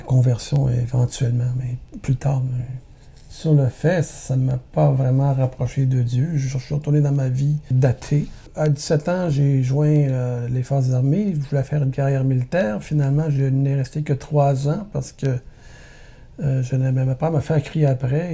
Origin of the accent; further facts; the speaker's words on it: Montreal, Quebec, Canada; je suis né à Montréal en 1960, famille de neuf enfants. Mon père travaillait au port de Montréal